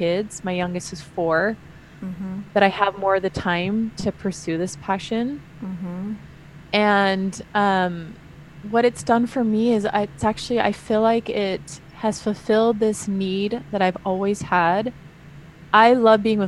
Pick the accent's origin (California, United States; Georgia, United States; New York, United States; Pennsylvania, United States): California, United States; also born or lived in Utah; I'm from California